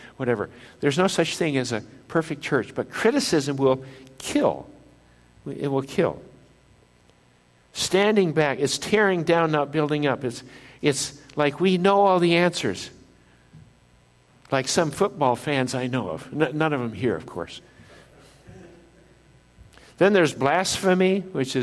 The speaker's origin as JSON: {"language": "English", "region": "northern Minnesota", "country": "United States", "tie": "born or raised there", "said": "I was used to inland lakes up in northern Minnesota, where I grew up in Minnesota"}